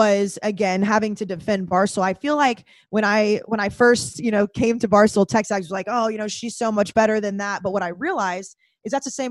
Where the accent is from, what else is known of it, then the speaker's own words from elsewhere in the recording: Texas, United States; moved away as an adult; also born or lived in College Station, Texas / Dallas, Texas / Boston, Massachusetts; now in New York, United States; growing up in Texas, that's not what I saw, especially in College Station